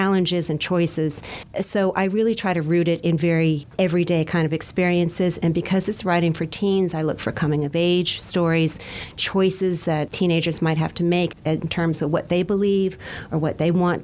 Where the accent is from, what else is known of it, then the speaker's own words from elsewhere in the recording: Fairfax County, Virginia, United States; I grew up in Fairfax County